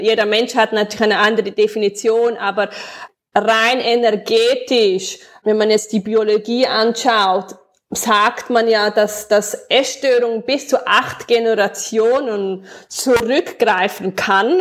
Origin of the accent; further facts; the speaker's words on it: Switzerland; accent: Swiss German; first language Swiss German; meinem eigenen Dialekt